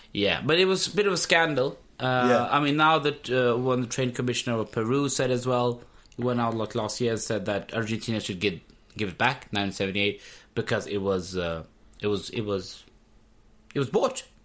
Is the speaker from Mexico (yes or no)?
no; Pakistan; I'm I'm from Pakistan